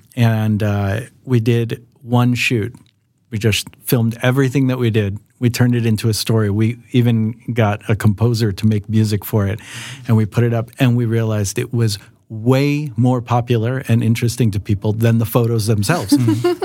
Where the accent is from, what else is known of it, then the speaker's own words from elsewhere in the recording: Los Angeles, California, United States; moved away as an adult; now in Sweden; I'm also American, as Lydia said. Uh, I'm from Los Angeles